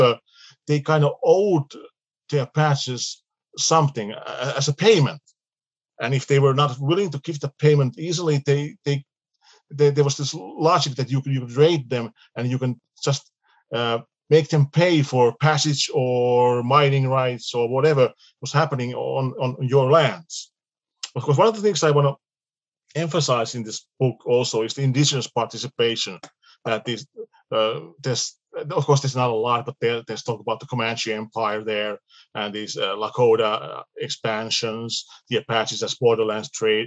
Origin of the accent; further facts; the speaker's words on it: Finland; we are from Finland